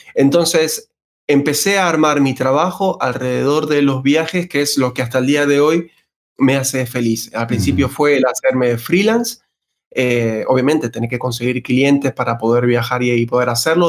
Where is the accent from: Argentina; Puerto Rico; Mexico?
Argentina; moved away as an adult; now in Spain; como ya pueden escuchar mi acento, nacido en Argentina